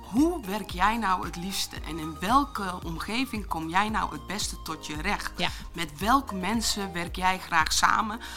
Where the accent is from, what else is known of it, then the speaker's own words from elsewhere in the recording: Achterhoek, Gelderland, Netherlands; Ik ben geboren in de Achterhoek, wat misschien ook wel te horen zal zijn